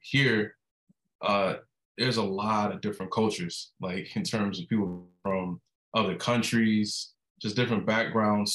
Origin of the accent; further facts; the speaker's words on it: Miami, Florida, United States; also born or lived in Atlanta, Georgia; I'm from Miami, Florida, 28